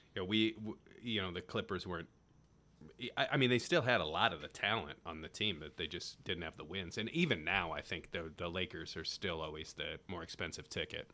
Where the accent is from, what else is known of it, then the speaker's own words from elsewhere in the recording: South Bend, Indiana, United States; moved away; also born or lived in Cleveland, Ohio / Detroit, Michigan; I grew up in South Bend